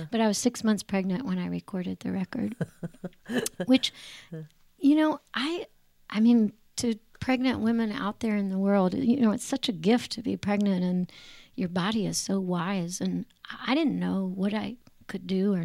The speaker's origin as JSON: {"language": "English", "town": "Raleigh", "region": "North Carolina", "country": "United States", "tie": "born or raised there", "also_born_or_lived": "New York City", "moved": "as an adult"}